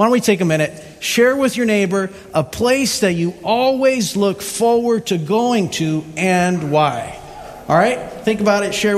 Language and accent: English; U.S. Virgin Islands; on the top of my list of favorite places is where I grew up in St. Thomas and St. John.